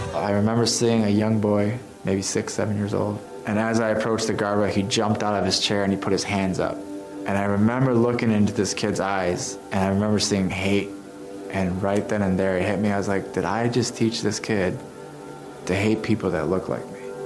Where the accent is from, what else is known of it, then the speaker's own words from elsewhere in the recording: Chicago, Illinois, United States; I was born in Chicago with two older brothers